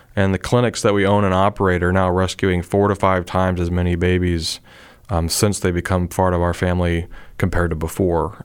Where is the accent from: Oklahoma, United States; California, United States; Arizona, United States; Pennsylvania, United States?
Pennsylvania, United States; moved away; I'm originally from Pennsylvania